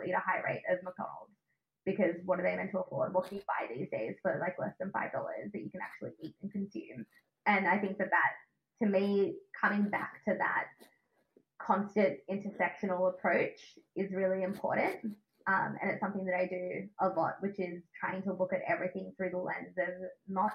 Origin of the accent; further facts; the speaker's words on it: Australia; accent: Australian; my Australian accent